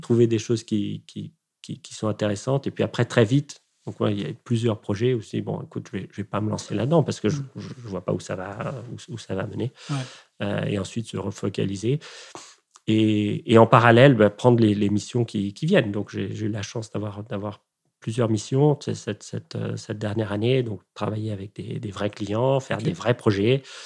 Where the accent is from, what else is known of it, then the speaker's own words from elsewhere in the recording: Rome, Lazio, Italy; moved away; où, habitent mes parents et où j'ai grandi euh, en Italie